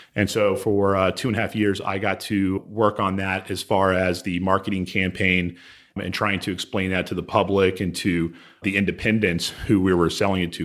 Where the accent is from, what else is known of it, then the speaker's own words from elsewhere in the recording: Houston, Texas, United States; I grew up here in Houston.